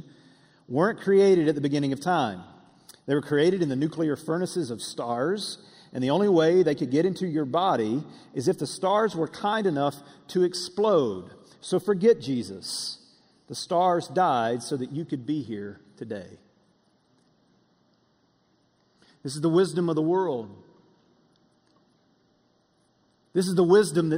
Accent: Russellville, Alabama, United States; moved away; We were back in my hometown, Russellville in North Alabama, and we were eating at my favorite place to eat growing up

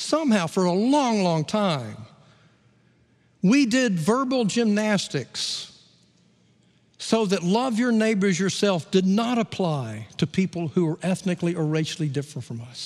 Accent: Gadsden, Alabama, United States; I grew up in Gadsden, Alabama

